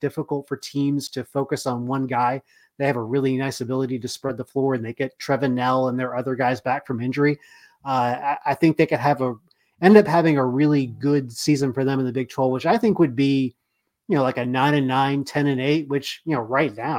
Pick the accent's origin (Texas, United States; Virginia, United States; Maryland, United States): Texas, United States; that's just me being a Texan.